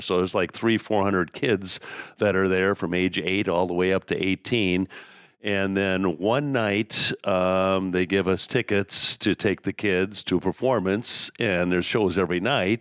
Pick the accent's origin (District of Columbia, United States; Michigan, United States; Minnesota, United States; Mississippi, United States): Minnesota, United States; Fairfax; growing up in Fairfax